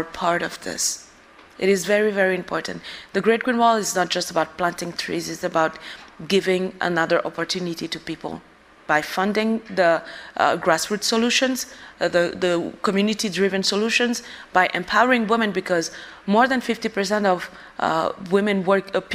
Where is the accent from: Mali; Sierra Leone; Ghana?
Mali; Bamako; I was born and I grew up in the capital of Mali